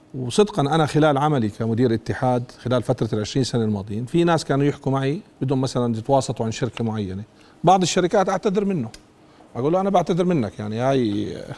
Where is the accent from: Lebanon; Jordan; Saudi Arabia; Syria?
Jordan; عندنا بالاردن